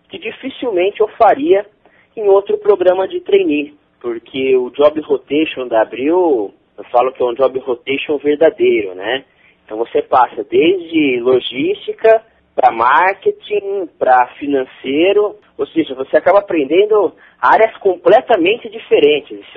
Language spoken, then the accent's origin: Portuguese; Jaboticabal, São Paulo, Brazil; tenho 22 anos, né? Sou natural do interior de São Paulo, uma cidade chamada Jabuticabal, perto de Ribeirão